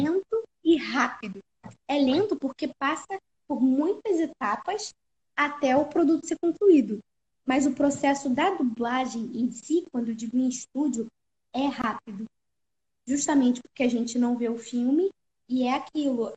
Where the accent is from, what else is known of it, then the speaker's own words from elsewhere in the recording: Rio de Janeiro, Brazil; E eu sou do Rio